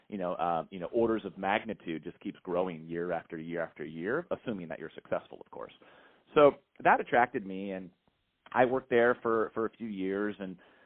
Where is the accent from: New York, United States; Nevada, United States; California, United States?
California, United States; San Francisco Bay Area; I grew up in the San Francisco Bay Area, you know, Silicon Valley